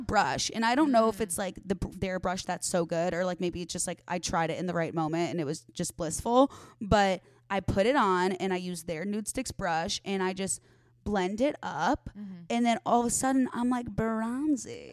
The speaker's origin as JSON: {"language": "English", "town": "Arlington Heights", "region": "Illinois", "country": "United States", "tie": "born or raised there", "moved": "as an adult", "lives_now": "Los Angeles, United States", "said": "the northwest suburbs of Chicago"}